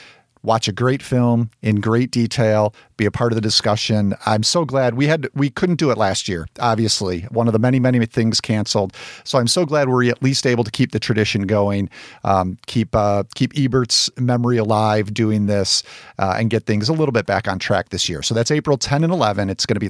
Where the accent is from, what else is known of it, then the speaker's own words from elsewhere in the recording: Arkansas, United States; now in Oklahoma City, United States; I'm a big Steven Yeun fan, and I grew up in Arkansas before recently moving out of the state for the first time to Oklahoma City.